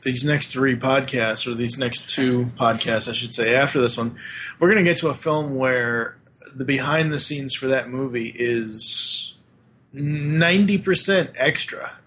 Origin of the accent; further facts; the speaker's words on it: Boston, Massachusetts, United States; moved away; growing up in Boston